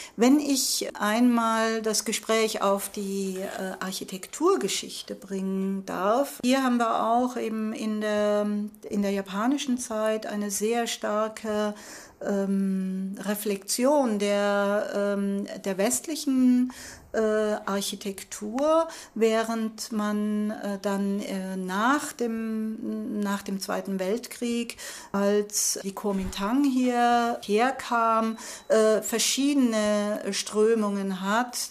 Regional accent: Germany; moved away as an adult; now in Taiwan; ich komme aus Deutschland

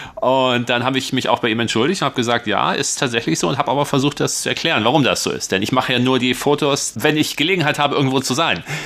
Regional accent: northwestern Lower Saxony, Germany; moved away as an adult; now in Taiwan; Ich bin ja so ein Flachlandgewächs, ich komme aus Nordwest-Niedersachsen

